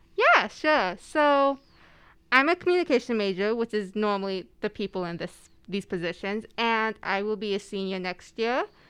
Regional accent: West Wendover, Nevada, United States; moved away; I am from West Wendover, Nevada.

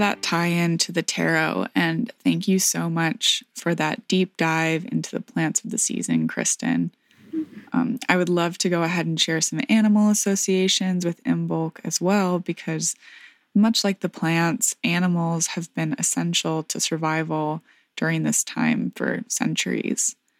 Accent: rural southwest Michigan, United States; my hometown in rural southwest Michigan

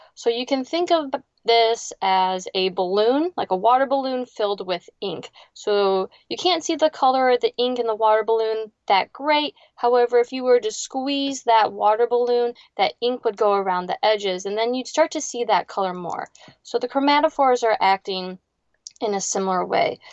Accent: Ohio, United States; moved away as an adult; now in South Florida, United States; I grew up in a small town right on Lake Erie

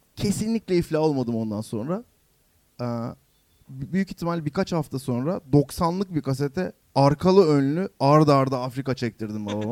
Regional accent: Yalova, Turkey; Ben Yalova'da büyüdüm.

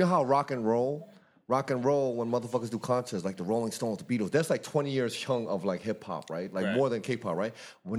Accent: Brooklyn, New York, United States; especially growing up in Brooklyn. I remember in Brooklyn there was a period when everyone came to school with.

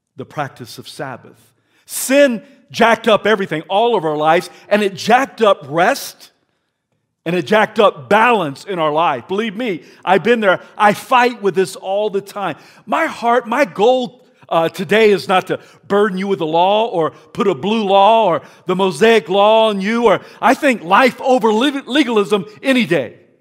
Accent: South Carolina, United States; now in Idaho, United States; as a young man growing up in South Carolina

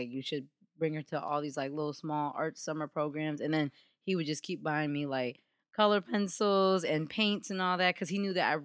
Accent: Hartford, Connecticut, United States; I grew up in the south end of Hartford

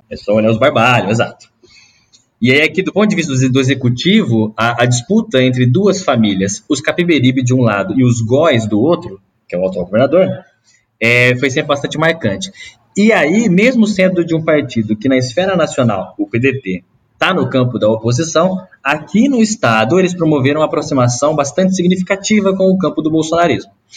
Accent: Ribeirão Preto, São Paulo, Brazil; accent: R puxado; eu venho do interior de São Paulo também, de um, de um lugar bem pequeno chamado Bonfim Paulista, que é distrito de Ribeirão Preto

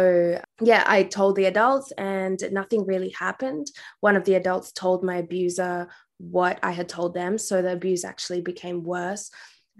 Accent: India; now in Western Australia, Australia; I was born in India, and I was born in a predominantly female household. So I grew up with my aunties and grandparents

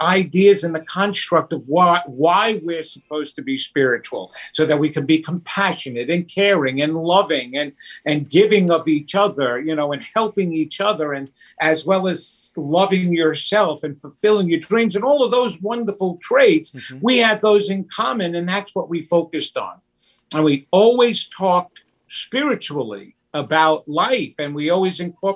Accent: New York, United States; I'm Italian. I'm from New York

